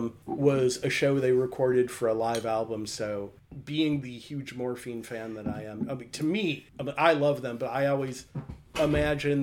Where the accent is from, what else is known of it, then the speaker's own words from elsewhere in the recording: Detroit, Michigan, United States; I grew up in Detroit